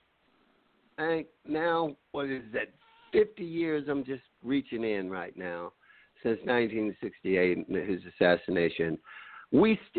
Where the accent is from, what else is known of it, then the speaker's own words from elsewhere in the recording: Mississippi, United States; Growing up in Mississippi